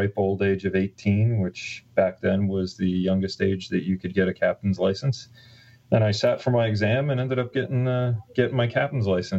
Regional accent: Long Island, New York, United States; moved away as an adult; also born or lived in New Jersey / Connecticut / Pennsylvania / Southern California; I'm actually from Long Island originally, and I just moved back here last year after being off the island for 30 years.

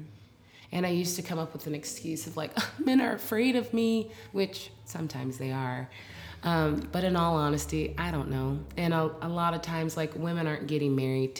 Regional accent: Portland, Oregon, United States; now in Brooklyn, United States; I'm from Portland, Oregon

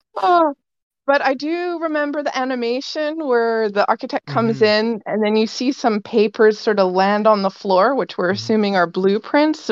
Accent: Vancouver, British Columbia, Canada; I am from Vancouver

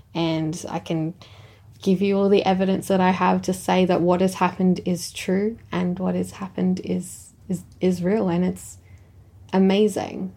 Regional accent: Echunga, South Australia, Australia; I'm from Ichanga

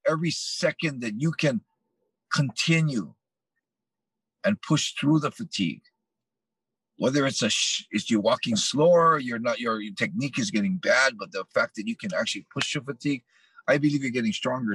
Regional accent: Hawaii, United States; my childhood living growing up in Hawaii

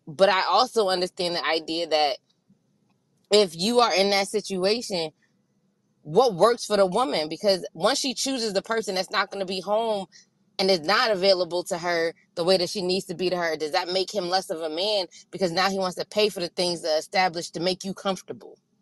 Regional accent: East Coast, United States; I grew up on the East Coast

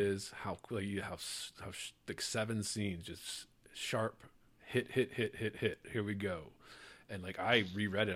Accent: Maryland, United States; also born or lived in Louisiana; I grew up in Maryland here in the U, in the States

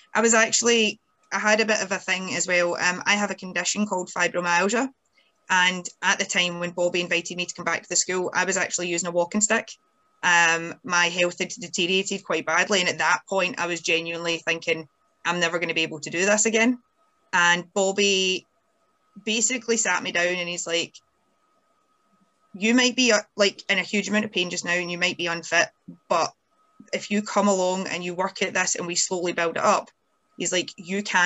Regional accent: Scotland, United Kingdom; independent Scottish lassies

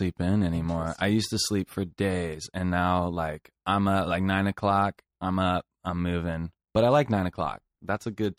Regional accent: Sacramento, California, United States; also born or lived in Culver City, California; I grew up in Sacramento, California, which is the capital of California.

